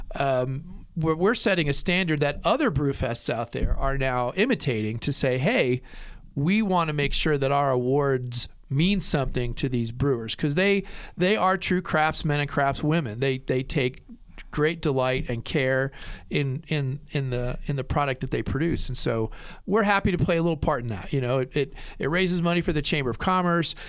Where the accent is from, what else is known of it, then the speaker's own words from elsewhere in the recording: New Jersey, United States; now in Lander, United States; I grew up in New Jersey